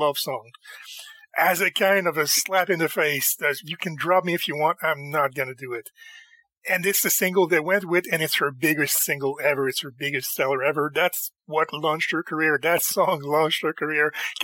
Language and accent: English; Montreal, Quebec, Canada; in my hometown, in Montreal